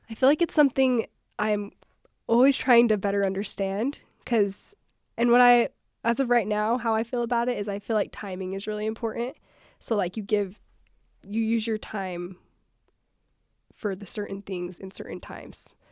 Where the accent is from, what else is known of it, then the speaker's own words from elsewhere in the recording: Panguitch, Utah, United States; moved away as an adult; I'm from Penguich